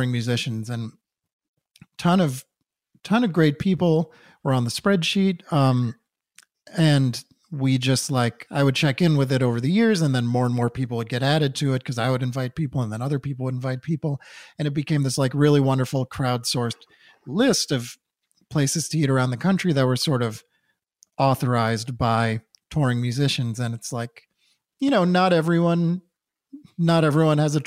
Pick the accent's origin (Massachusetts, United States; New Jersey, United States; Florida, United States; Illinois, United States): Massachusetts, United States; Newton; Luke and I grew up in Newton, Massachusetts together